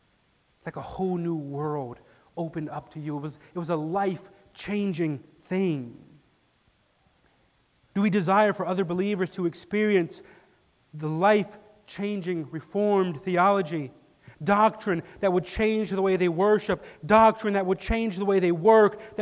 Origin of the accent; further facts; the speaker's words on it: Detroit, Michigan, United States; now in West Michigan, United States; growing up in Detroit, 3 hours away from here